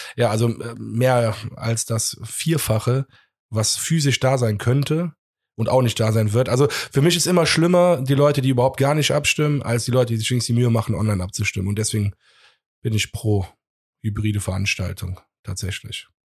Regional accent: Cologne, North Rhine-Westphalia, Germany; wir irgendwie als Kölner

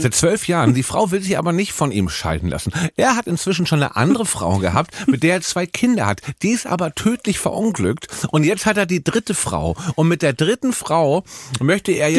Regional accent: Hamburg, Germany; ich bin ja Hamburger.

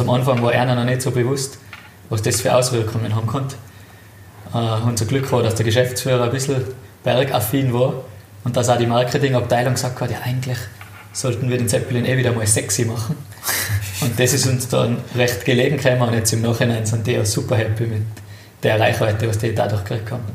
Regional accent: Itter, Tyrol, Austria; aufgewachsen in Tirol, in den Bergen.

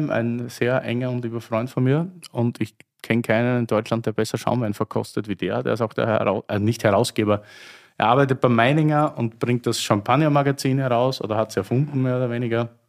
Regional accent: Austria; Ja, ich will da als Österreicher jetzt keinen kulturellen Kleinkrieg anfangen.

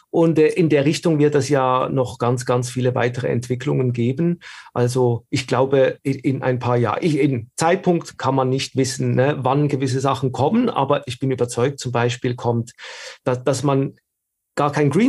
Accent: Switzerland; ich komme aus der Schweiz, man hört es

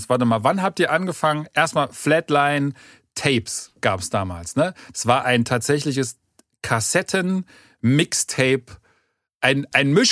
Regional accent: East Germany, Germany; damals war man ja irgendwie als Ostdeutscher trotzdem noch so ein bisschen immer so ein, ein Hinkefuß hinterher

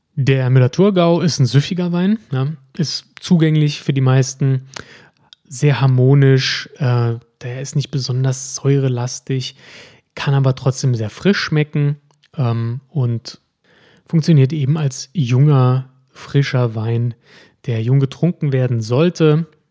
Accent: Germany; bei uns in Deutschland

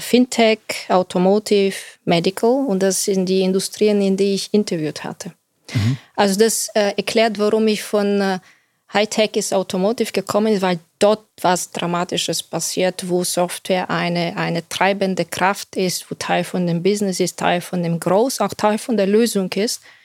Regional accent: Bulgaria; moved away as an adult; also born or lived in Silicon Valley; now in Germany; ich bin Bulgarin

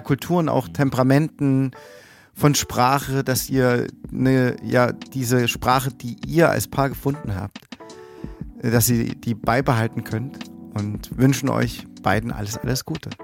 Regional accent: Germany; bei uns in Deutschland

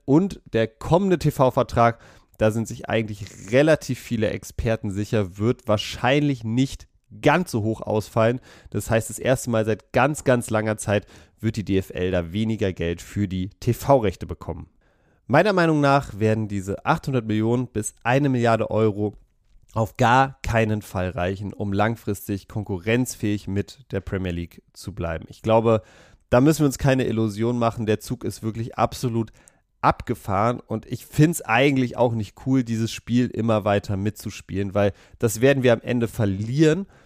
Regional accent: Berlin, Germany; Ich komme aus Berlin, ich liebe Berlin

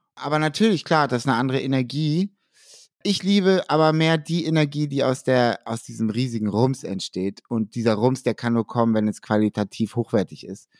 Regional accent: Hamburg, Germany; Ich bin Hamburger

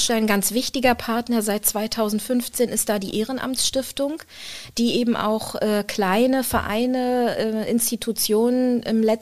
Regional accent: Rostock, Mecklenburg-Vorpommern, Germany; Aber ich bin ja in Rostock geboren und in Rostock ist die Zahl sieben eine ganz besondere.

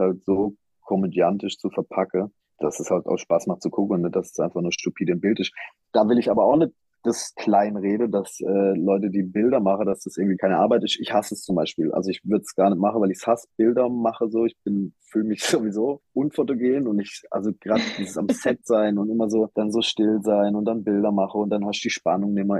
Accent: Black Forest, Baden-Württemberg, Germany; ich komme ja aus dem Schwarzwald, ich bin im Schwarzwald geboren, ich bin da aufgewachsen

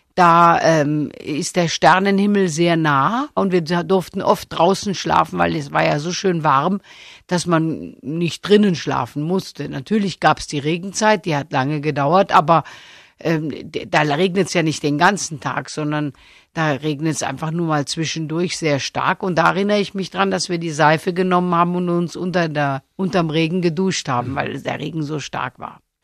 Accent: Stuttgart, Baden-Württemberg, Germany; Ich bin ja auch in Stuttgart geboren

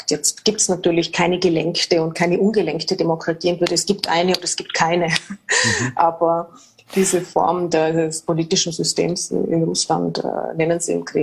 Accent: Austria; Das ist nicht so wie bei uns in Österreich zum Beispiel wie der Schweiz

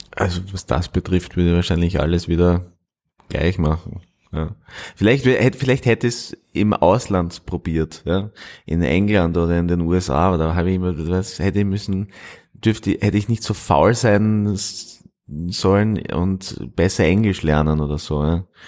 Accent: Styria, Austria; moved away; also born or lived in Linz / Vienna; ich bin aufgewachsen in der Steiermark

